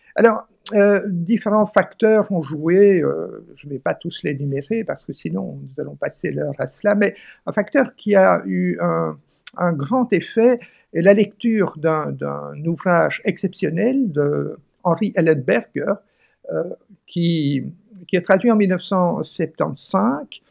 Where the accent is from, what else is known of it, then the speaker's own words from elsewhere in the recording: Flanders, Belgium; je suis flamand d'origine et donc parfait bilingue